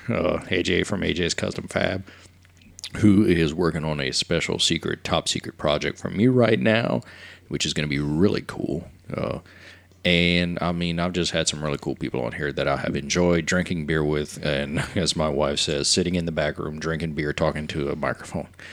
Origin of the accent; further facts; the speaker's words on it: Cut Off, Louisiana, United States; I grew up in Cutoff near Grand Island